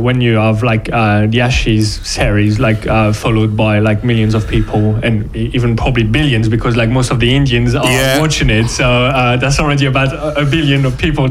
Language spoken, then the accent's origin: English; Brittany, France; now in England; We're both coming from Brittany.